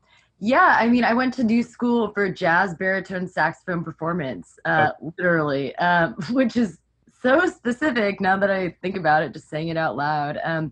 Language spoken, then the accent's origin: English; Sonoma County, Northern California, United States; also born or lived in New York; now in Los Angeles, United States; I'm from California originally, so natural to like come back, although I'm from Northern California, so quite different. You know, I'm from Sonoma County, which is, you know, pretty far up there compared to LA.